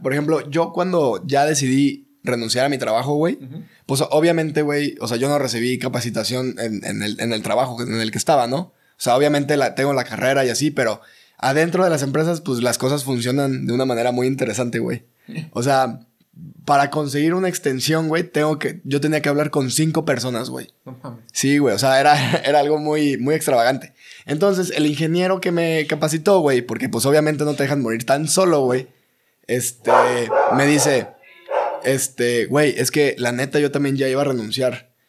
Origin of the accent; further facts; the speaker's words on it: Ciudad Mante, Tamaulipas, Mexico; yo soy de Ciudad Mante, Tamaulipas